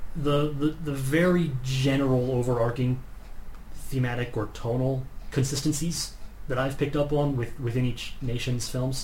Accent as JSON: {"language": "English", "country": "United States", "said": "I'm American"}